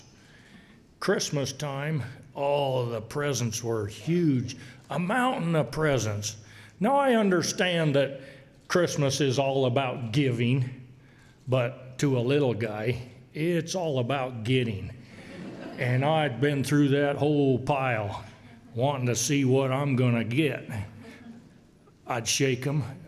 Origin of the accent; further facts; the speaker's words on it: Boise, Idaho, United States; I was born right here in Boise on the North End. I guess that calls me a North Ender.